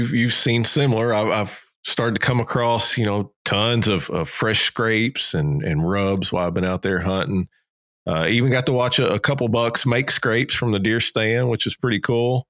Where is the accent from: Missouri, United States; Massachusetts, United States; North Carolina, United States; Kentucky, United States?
Kentucky, United States; I grew up grew up in Kentucky